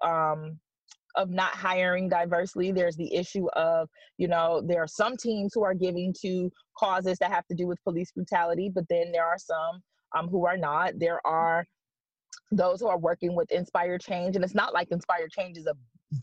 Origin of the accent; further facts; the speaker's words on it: Detroit, Michigan, United States; now in Hartford, United States; I'm from Detroit. I'm from Michigan